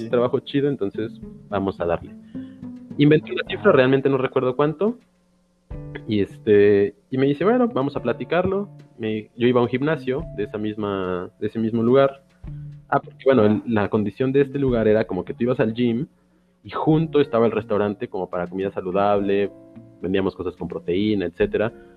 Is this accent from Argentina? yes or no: no; Xalapa, Veracruz, Mexico; also born or lived in Playa del Carmen; he regresado a mis raíces, que es Jalapa